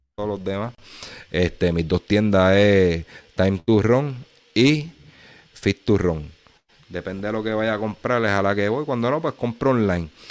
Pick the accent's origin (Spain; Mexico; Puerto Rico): Puerto Rico; nosotros somos jibaritos aquí de Puerto Rico